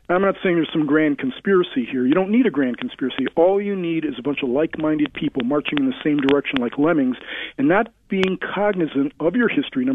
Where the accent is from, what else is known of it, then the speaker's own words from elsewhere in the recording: United States; Yeah, it does. I'm an American. We have one national anthem.